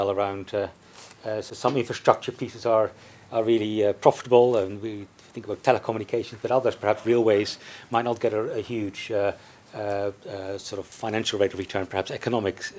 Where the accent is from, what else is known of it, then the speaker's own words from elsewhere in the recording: China; from China.